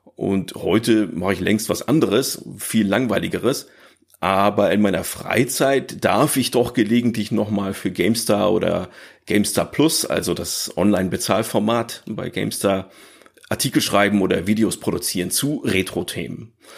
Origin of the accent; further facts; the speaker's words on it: Northern Germany, Germany; Ich bin halt aufgewachsen hier im Norddeutschland, vielleicht hört man das ein bisschen